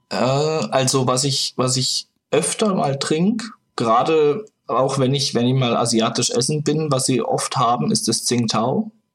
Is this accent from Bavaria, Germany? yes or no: no; Freiburg, Baden-Württemberg, Germany; moved away as an adult; also born or lived in Nuremberg; now in Berlin, Germany; Ursprünglich aus Freiburg, aus der Region.